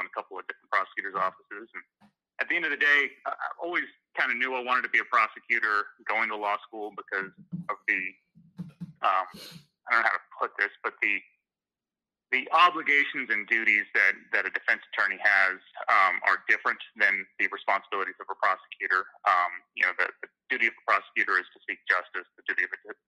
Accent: Fairfield, Iowa, United States; also born or lived in California; So when I was 8, they moved back here. We bought some land and kind of grew up in Fairfield

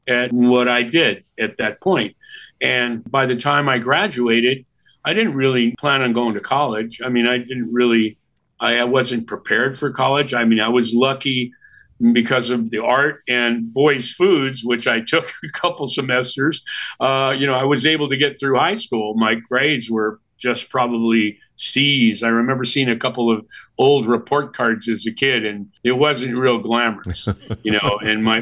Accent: San Jose, California, United States; also born or lived in Milwaukee; I grew up in San Jose

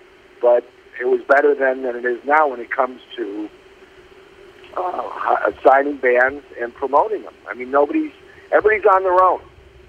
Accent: Chicago, Illinois, United States; I was in Chicago and grew up as a big, big sports fan.

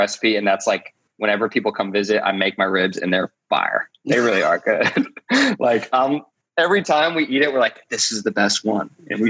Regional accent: Columbus, Ohio, United States; moved away as an adult; we grew up in Columbus. It's Midwestern. It's cold in the winter. It's hot in the summers and you get a nice fall.

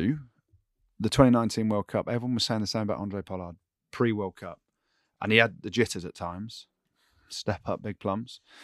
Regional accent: England, United Kingdom; I'm English

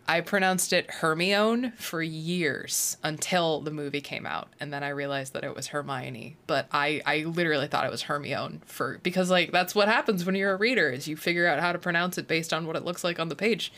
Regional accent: Illinois, United States; moved away; I'm from Illinois, but I grew up in the Quad Cities where Illinois and Iowa are like very interchangeable.

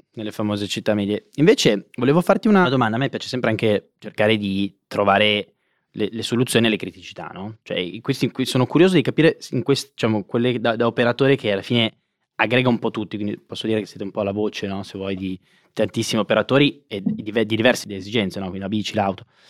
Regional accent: Monza, Lombardy, Italy; io sono di Monza

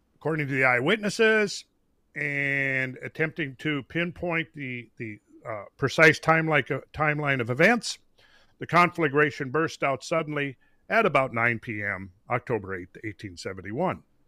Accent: Minnesota, United States; I grew up in Minnesota

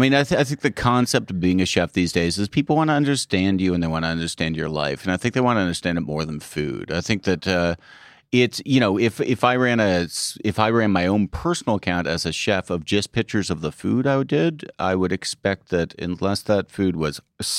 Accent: Ottawa, Ontario, Canada; accent: Canadian; moved away as an adult; also born or lived in Montreal; now in United States; I'm from Ottawa.

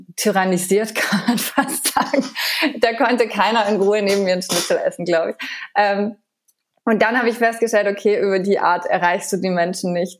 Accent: France; moved away; ich bin in Frankreich aufgewachsen

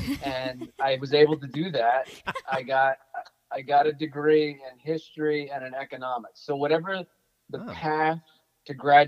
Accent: Morris County, New Jersey, United States; also born or lived in Bayonne, New Jersey; And I was able to cleanse myself of most of that accent as we moved further west. So I grew up in Morris County, which is about 25 miles northwest of Bayonne.

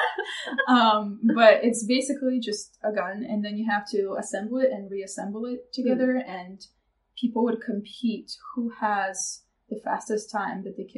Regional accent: Kyiv, Ukraine; English is a second language; also born or lived in Nizhyn, Ukraine / Washington, DC, United States; now in Philadelphia, United States; I usually say Kiev

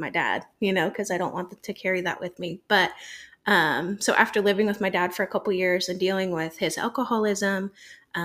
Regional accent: Michigan, United States; moved away; I'm originally from Michigan

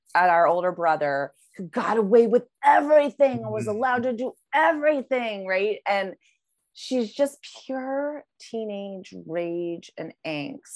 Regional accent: Midwest, United States; us Midwesterners

